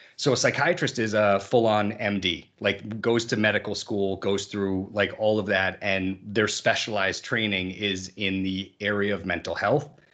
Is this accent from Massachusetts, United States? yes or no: yes; Massachusetts, United States; I grew up in the Massachusetts area